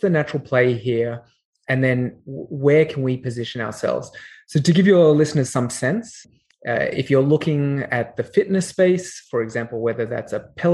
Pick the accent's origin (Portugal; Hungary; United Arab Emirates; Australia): Australia; Canberra, Australian Capital Territory; accent: Australian; moved away; also born or lived in Sydney; I'm Australian by origin, as you can tell from my accent. I grew up in Canberra and Sydney.